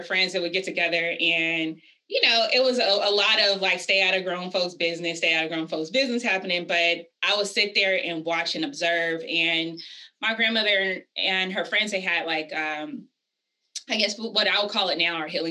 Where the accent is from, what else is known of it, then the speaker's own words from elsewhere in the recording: Vallejo, California, United States; moved away as an adult; also born or lived in Washington, D.C. / Maryland / New York; I'm originally from the Bay Area, California, a small city called Vallejo, California